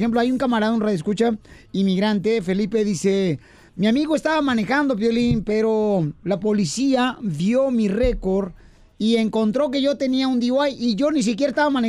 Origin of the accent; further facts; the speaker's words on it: El Salvador; Así somos los salvadoreños.